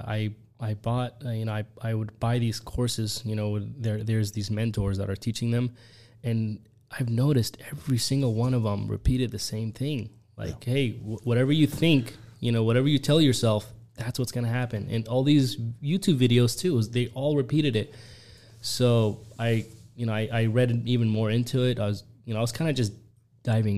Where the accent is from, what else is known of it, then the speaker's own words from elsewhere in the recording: Yemen; now in United States; I was born in Yemen, and then... you know, I had a great time living there